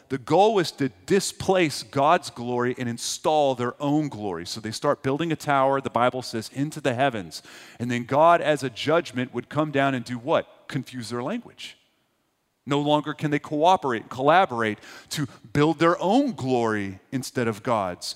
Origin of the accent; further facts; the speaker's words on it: Texas, United States; now in East Tennessee, United States; I grew up in Texas.